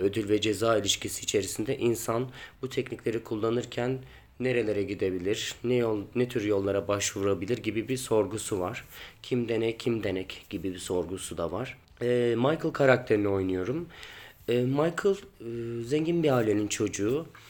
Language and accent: Turkish; Ankara, Turkey; Ankara'da doğdum büyüdüm.